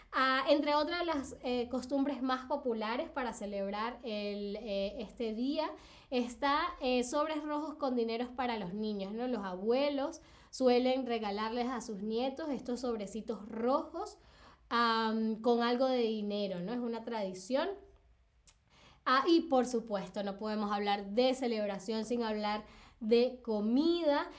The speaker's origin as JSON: {"language": "Spanish", "town": "Caracas", "region": "Capital District", "country": "Venezuela", "moved": "yes", "lives_now": "Berlin, Germany", "said": "en Caracas, donde, de donde vengo yo en Venezuela"}